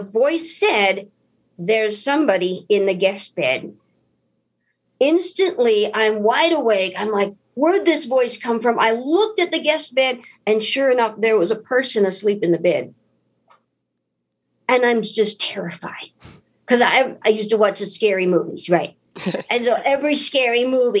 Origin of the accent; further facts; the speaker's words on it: United States; I'm an American, so I must be a Christian